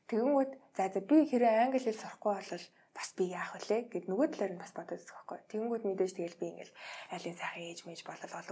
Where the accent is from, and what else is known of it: Mongolia